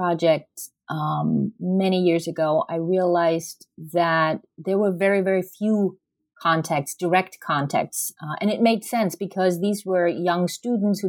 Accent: Germany; moved away as an adult; now in United States; I'm originally from Germany

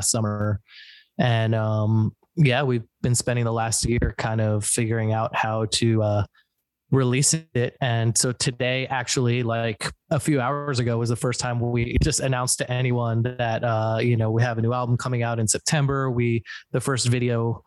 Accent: New Jersey, United States; We're all from New Jersey, born and raised in Jersey

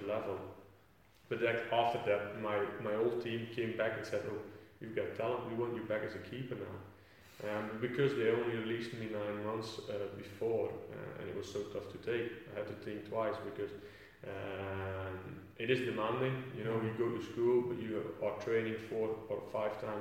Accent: Flanders, Belgium; first language Dutch; English is a second language; moved away as an adult; now in England; back in Belgium. Back in my hometown

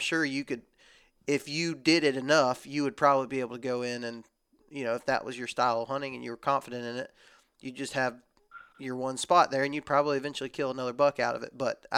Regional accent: Texas, United States; born or raised there; now in Alabama, United States

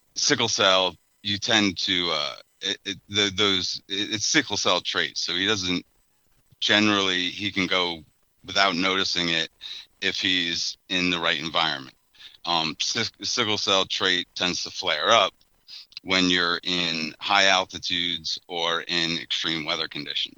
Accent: New York, United States; now in Baltimore, United States; I'm originally from New York

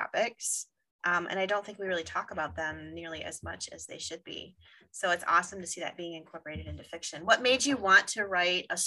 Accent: Wisconsin, United States; we're from Wisconsin. So we have bluffs here.

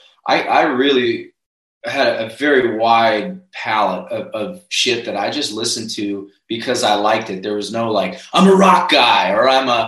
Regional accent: Northeast, United States; now in Nashville, United States; Well, moving to Nashville was not my intention. I'm you know, born and raised in the Northeast.

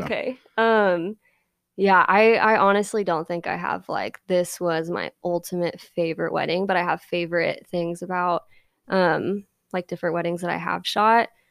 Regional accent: Independence, Missouri, United States; now in Nashville, United States; I grew up in Independence

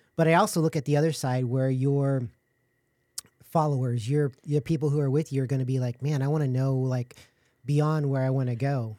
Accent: San Antonio, Texas, United States; I was born and raised in San Antonio

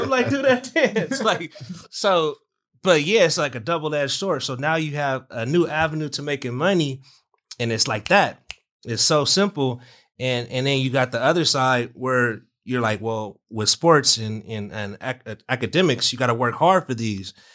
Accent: Southern California, United States; we're from SoCal

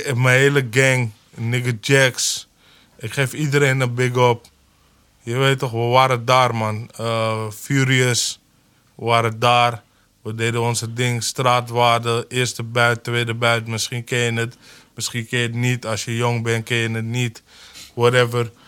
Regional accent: Amsterdam, North Holland, Netherlands; ik ben echt een Holendrecht nigger

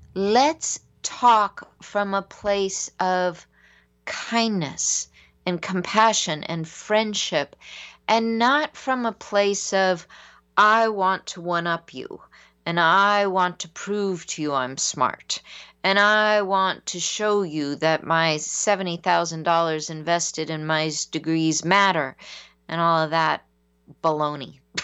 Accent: San Diego, California, United States; growing up in San Diego, I had the lightest skin of anyone.

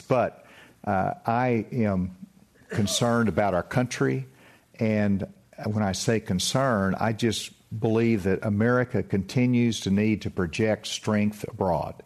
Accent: Spavinaw Creek, Arkansas, United States; I grew up in the Spavanaugh Creek, and, uh, I drank out of the creek

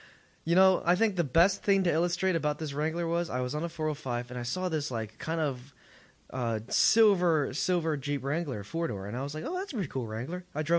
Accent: China; moved away; I'm from China.

